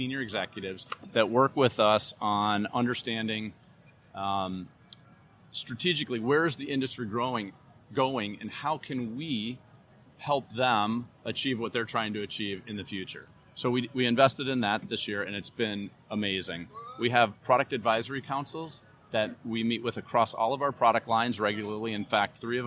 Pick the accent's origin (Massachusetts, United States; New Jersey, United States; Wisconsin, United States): Wisconsin, United States; Madison; now in Minnesota, United States; I grew up in Wisconsin. I'm from Madison